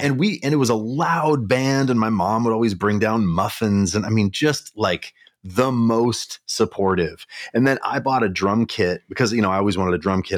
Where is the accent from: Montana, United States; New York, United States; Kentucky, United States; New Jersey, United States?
Montana, United States; Kalispell; now in Minneapolis, United States; I grew up in Montana